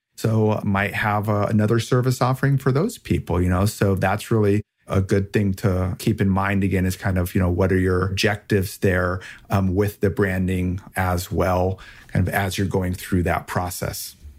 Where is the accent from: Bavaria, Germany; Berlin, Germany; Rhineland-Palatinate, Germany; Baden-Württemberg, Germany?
Rhineland-Palatinate, Germany; Rheinhessen; moved away; I grew up in Germany in, uh, a very rich wine region with a rich history there called Rheinhessen.